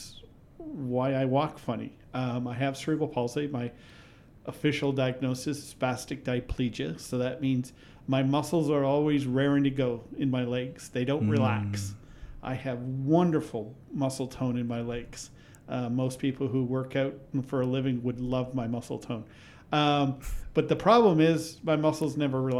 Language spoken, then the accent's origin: English; Kenora, Ontario, Canada; I was born in Kenora.